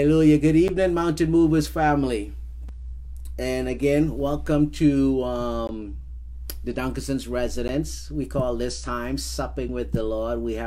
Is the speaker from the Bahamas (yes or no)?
yes; Bahamas; now in Alaska, United States; growing up in the Bahamas